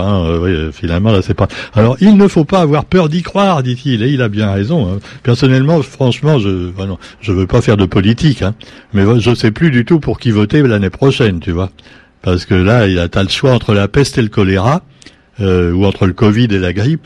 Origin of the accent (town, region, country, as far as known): Réunion